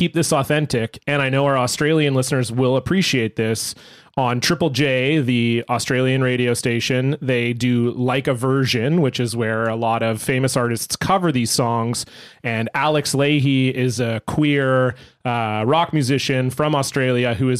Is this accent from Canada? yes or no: yes; Canada; now in Vancouver, Canada; we're Canadian boys.